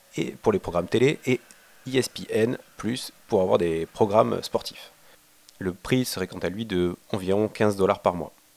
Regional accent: France; Chez nous en France

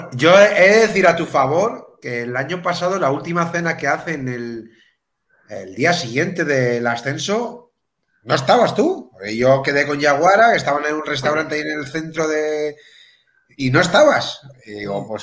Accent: Melilla, Spain; moved away; yo soy de, soy de Melilla, pero no vivo en Melilla

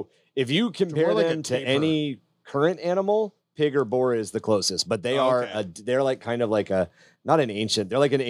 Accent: Oceanside, California, United States; I grew up in Oceanside.

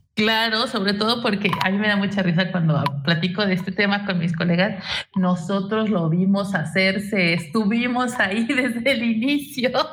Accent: Mexico; de nacimiento soy italo mexicano entonces mis tradiciones son mixtas

